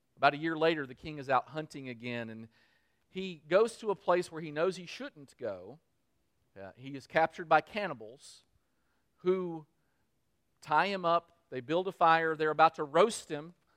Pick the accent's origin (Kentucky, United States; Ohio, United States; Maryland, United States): Kentucky, United States; I'm, I'm from Kentucky.